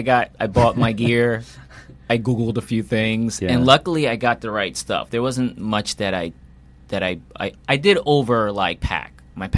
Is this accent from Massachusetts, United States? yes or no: no; New York City, New York, United States; also born or lived in Philadelphia; I was born in Brooklyn.